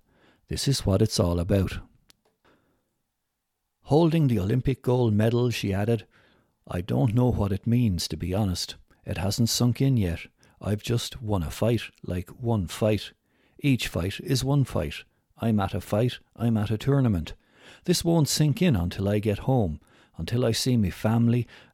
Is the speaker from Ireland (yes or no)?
yes; Carlow, Leinster, Ireland; I'm from Carlo and I'm going out there to take on the world.